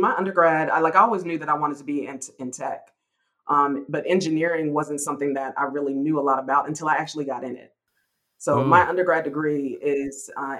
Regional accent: North Carolina, United States; also born or lived in California / Virginia / Denver, Colorado; So my background, I'm from North Carolina, but have lived all over. My dad was in the military. He was in the Marine Corps. And so I've lived in, I was actually born in California, but I've lived in Virginia. I've lived in Denver, Colorado.

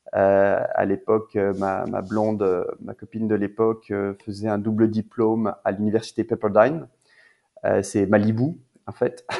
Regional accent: Narbonne, Occitania, France; moved away as an adult; also born or lived in Toulouse / Paris; now in Quebec, Canada; j'ai grandi à Narbonne, euh, en France

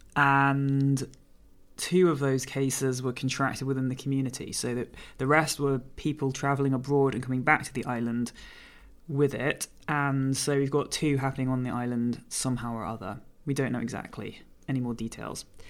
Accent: United Kingdom; now in Jersey; I'm a British force-free gun dog trainer

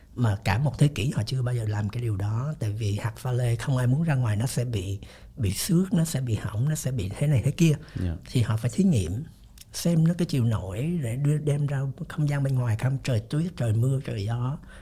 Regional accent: Vietnam; moved away; also born or lived in United States; mình đi lâu quá mình mặc dù mình là gốc Việt nhưng sống bên Mỹ rồi thì mình nó khác

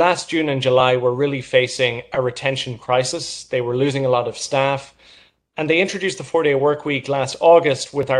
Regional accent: Ireland; moved away as an adult; now in New York, United States; I'm from Ireland. I moved to New York in September of last year

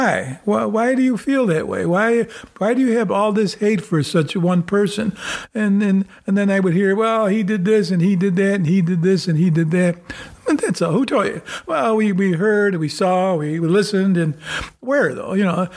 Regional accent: New York, United States; we're from New York State

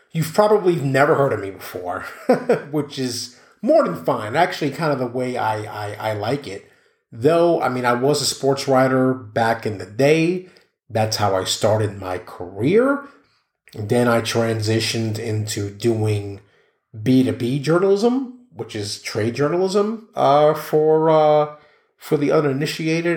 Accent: New York City, New York, United States; grew up in New York City

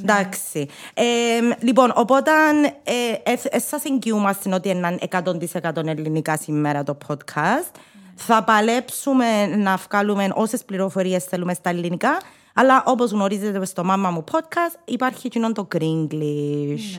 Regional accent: Cyprus; accent: Cypriot; first language Greek; να τα πούμε αλλά κυπριακά

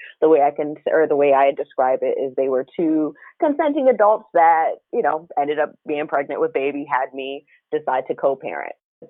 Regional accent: United States; also born or lived in Washington, D.C.; I grew up out here in Pennsylvania, in California, and my dad and second mom were always on the East Coast, outside of primarily outside of the DC area, which is where I was born.

